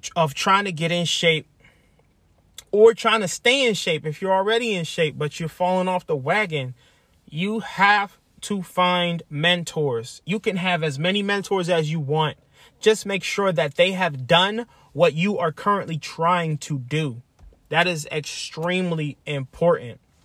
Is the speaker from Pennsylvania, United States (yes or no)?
yes; Lancaster, Pennsylvania, United States; moved away as an adult; I'm from Lancaster, Pennsylvania. Born and raised. I spent, what, twenty-seven years there